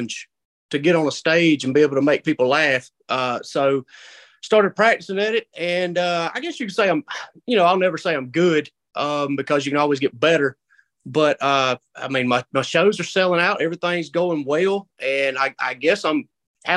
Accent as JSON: {"language": "English", "region": "South Carolina", "country": "United States", "said": "I'm from South Carolina"}